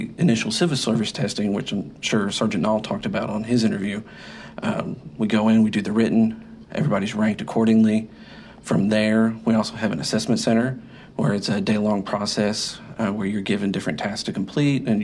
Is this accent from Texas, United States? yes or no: yes; Waco, Texas, United States; I'm from Waco. It's where I was born. It's where I've grown up.